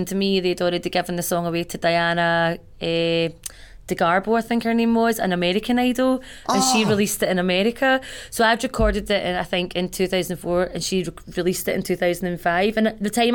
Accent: Glasgow, Scotland, United Kingdom; I came from Bayliston in Glasgow, and I was living in Shawlands with my mate at the time

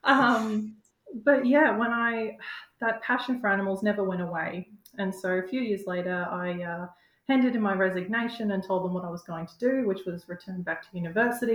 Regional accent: Queensland, Australia; moved away as an adult; now in Hobart, Australia; I'm actually from Queensland

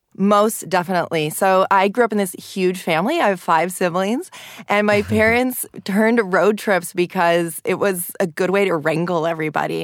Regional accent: Los Angeles, California, United States; my hometown of Los Angeles

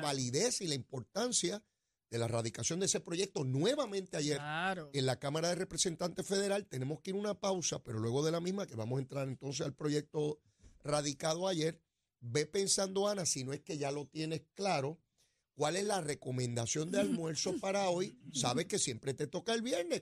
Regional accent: Puerto Rico

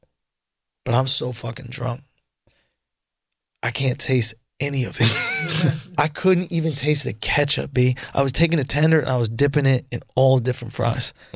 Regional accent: New York, United States; I'm from New York

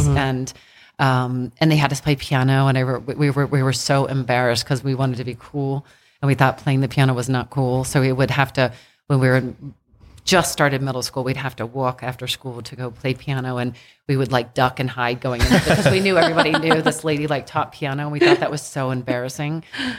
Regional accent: Annapolis, Maryland, United States; we grew up in Annapolis, but we got stationed at the Naval Academy when we were really little.

